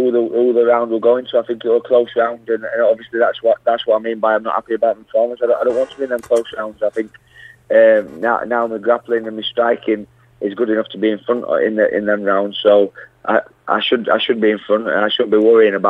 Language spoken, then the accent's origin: English; Yorkshire and the Humber, United Kingdom; I'm a Yorkshire lad, and London's not my hometown